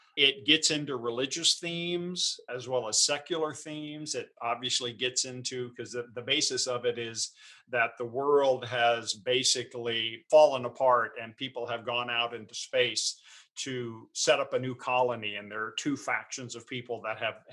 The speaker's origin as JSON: {"language": "English", "region": "Texas", "country": "United States", "tie": "born or raised there", "also_born_or_lived": "Los Angeles", "moved": "yes", "said": "I grew up in Texas."}